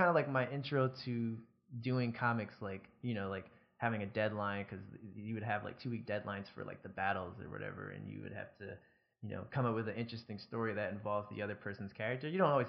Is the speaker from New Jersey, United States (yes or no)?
yes; New Jersey, United States; Like I'm from Jersey, but I, like at the time I was in Georgia, I lived or moved all across the East Coast or along the East Coast a bunch.